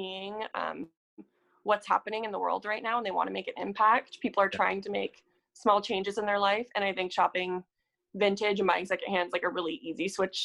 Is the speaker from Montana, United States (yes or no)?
yes; Montana, United States; I'm from Montana. Like we didn't have a big vintage scene in Montana